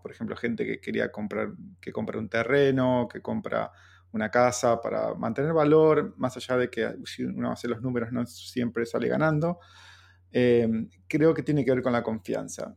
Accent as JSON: {"language": "Spanish", "country": "Argentina", "said": "siendo argentino"}